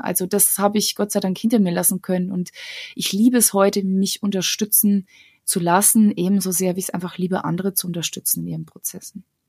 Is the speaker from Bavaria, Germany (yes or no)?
yes; Bavarian Forest, Germany; moved away as an adult; now in Munich, Germany; Ich bin eine Kosmopolitin, die aus dem absoluten Kleindorf im Bayerwald kommt